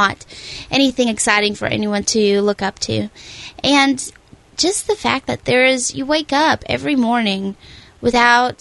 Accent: Russia; moved away; I was born in Russia, and when I was 7 or 8 years old, I ended up in an orphanage

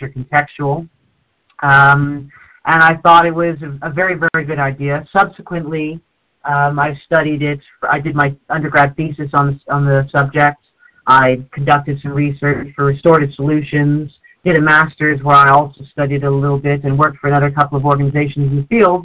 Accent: North East England, United Kingdom; also born or lived in Canada; I moved to the UK when I was 7, and the place I moved to in the UK, in the Northeast, is very, very undiverse.

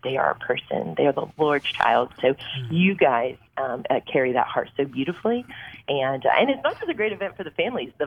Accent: New York, United States; moved away as an adult; now in Lafayette, United States; I'm a New Yorker

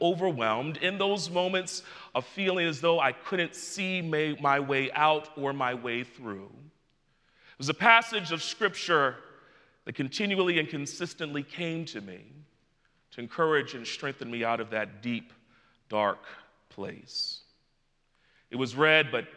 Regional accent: New York City, New York, United States; I hail from the borough with the greatest population, Brooklyn, New York

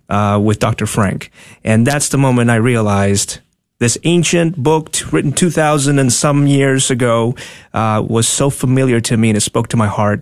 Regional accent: Tegucigalpa, Francisco Morazán, Honduras; moved away as an adult; also born or lived in Dallas, Texas; now in United States; born and raised in Honduras, capital city, Tegucigalpa, I moved here when I was nineteen

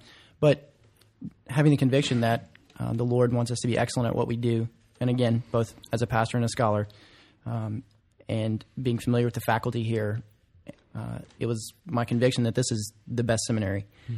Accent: Alabama, United States; I come from Alabama, central Alabama, and there are many seminary choices in that area.

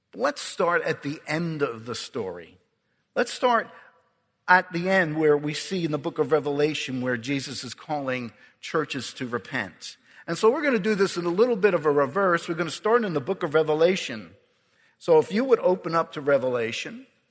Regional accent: Ireland; I'm Irish

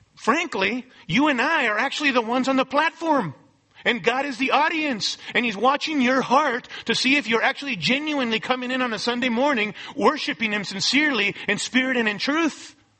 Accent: United States; we may be Christians living in America

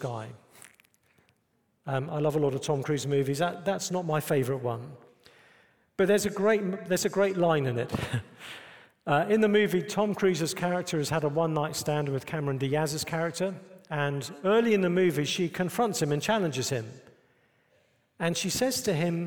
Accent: United Kingdom; moved away as an adult; now in United States; I'm British

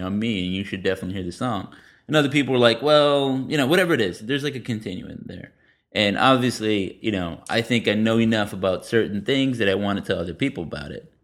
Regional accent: San Antonio, Texas, United States; moved away; also born or lived in Denton; I'm from San Antonio

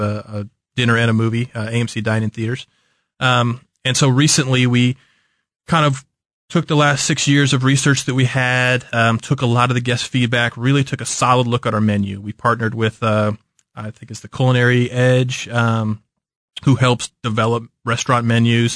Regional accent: Kansas City, Missouri, United States; also born or lived in St. Louis; I'm from Kansas City

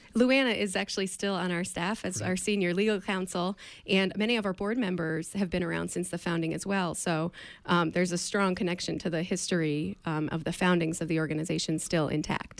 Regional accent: outside of New York City, United States; now in Maine, United States; I grew up outside of New York City

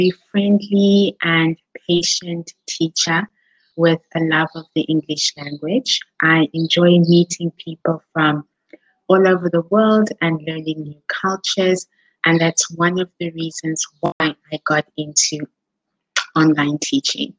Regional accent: South Africa; moved away as an adult; now in Spain; I am from South Africa, but I am currently living in Spain

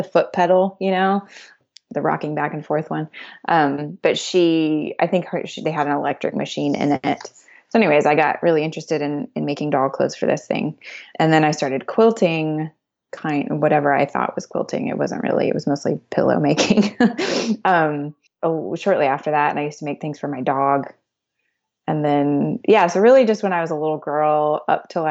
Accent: Dallas, Texas, United States; now in Greenville, United States; We are in Greenville, South Carolina, but I am from Dallas, Texas.

